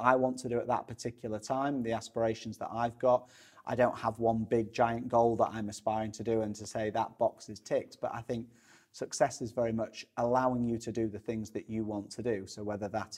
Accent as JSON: {"language": "English", "town": "Sheffield", "region": "Yorkshire and the Humber", "country": "United Kingdom", "said": "I'm originally from Sheffield, not from Chesterfield."}